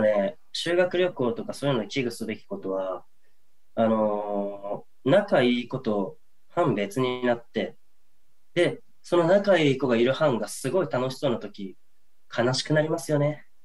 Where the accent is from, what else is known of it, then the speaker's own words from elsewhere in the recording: Hokuriku, Ishikawa, Japan; 僕はあの北陸の石川県出身なんですけど